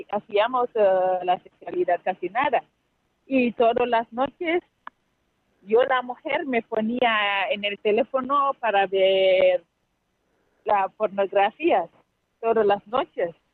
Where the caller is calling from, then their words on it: Huesca, Aragon, Spain; Sí, soy … de Huesca